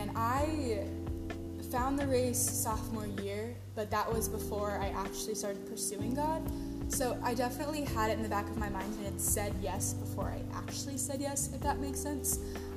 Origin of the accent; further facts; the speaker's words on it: Austin, Texas, United States; I'm from Austin, Texas.